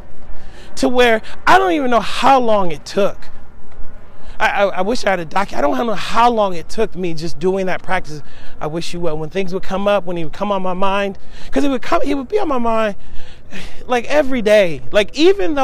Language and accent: English; Seattle, Washington, United States; moved away as an adult; I'm originally from Seattle, Washington